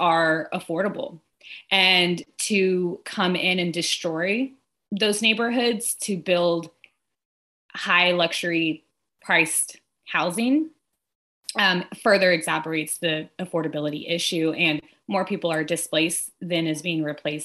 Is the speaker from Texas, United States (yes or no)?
yes; Austin, Texas, United States; So I'm born and raised in Austin